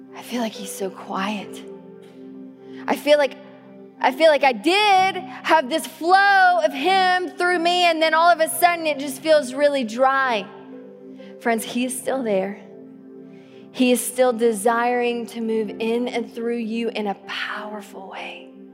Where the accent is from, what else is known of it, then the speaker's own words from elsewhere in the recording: the South, United States; now in Tacoma, United States; growing up in the South and drinking out of the water hose